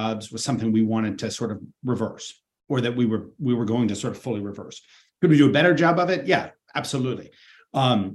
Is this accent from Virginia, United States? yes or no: no; Ohio, United States; I'm from Ohio